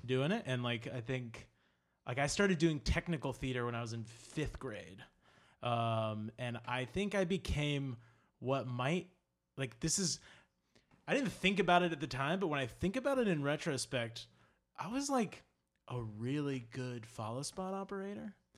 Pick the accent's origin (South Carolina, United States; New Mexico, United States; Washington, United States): South Carolina, United States; Charleston; moved away as an adult; now in New York, United States; I'm from Charleston, South Carolina. Um, I lived there forever, and then I moved to New York. Yeah, so I was there for, uh, twenty-two years.